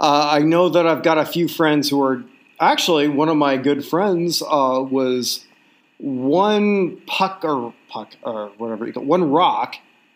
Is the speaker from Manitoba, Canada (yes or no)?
no; Toronto, Ontario, Canada; I grew up infatuated with American sports growing up in Toronto.